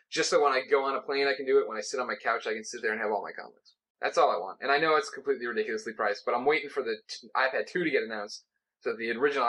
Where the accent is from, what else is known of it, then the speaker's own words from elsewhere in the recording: Midwest, United States; I was raised in the Midwest.